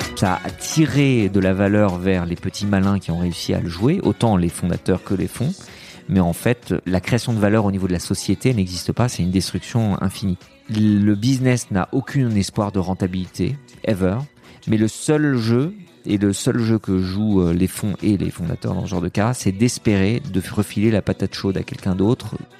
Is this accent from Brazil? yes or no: no; France; also born or lived in Lebanon; Je suis né au Liban, mais euh, je suis arrivé en France très très vite